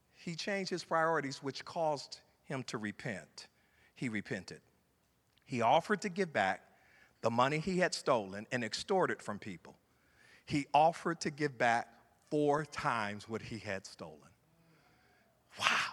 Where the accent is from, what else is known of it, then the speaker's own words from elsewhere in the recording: Ohio, United States; moved away; I'm from Ohio